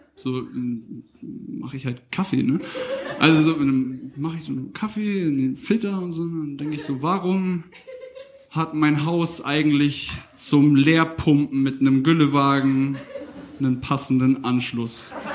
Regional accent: Northern Germany, Germany; ich komme aus Norddeutschland

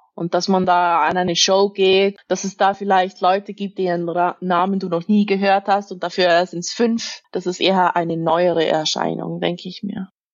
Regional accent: Zug, Switzerland; Ich bin aus Zug. Das ist eine kleine Stadt, so dreißig Minuten mit dem Auto entfernt

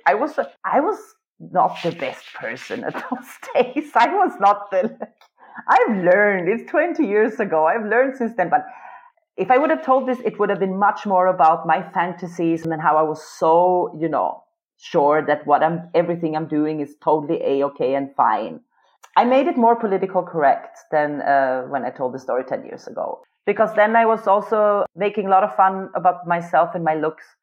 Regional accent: Sweden; English is a second language; moved away as an adult; now in Vienna, Austria; I've been living in Vienna since 20 years, and I grew up in Sweden.

